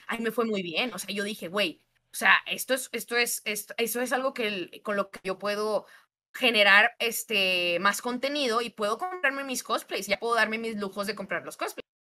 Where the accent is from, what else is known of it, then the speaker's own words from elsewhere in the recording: Monterrey, Nuevo León, Mexico; soy de Monterrey, Nuevo León